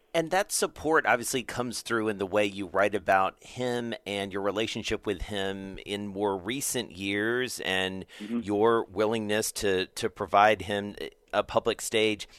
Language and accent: English; Atlanta, Georgia, United States; I'm from Atlanta